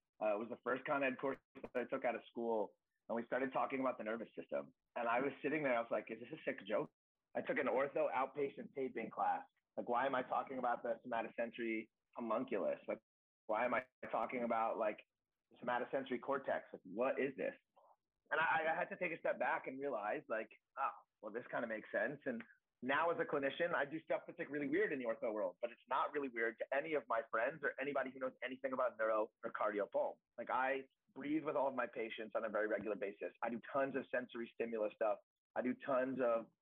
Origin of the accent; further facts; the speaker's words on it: New York, United States; moved away as an adult; also born or lived in Connecticut / Dallas, Texas; now in New Jersey, United States; I'm from New York, but I moved to Jersey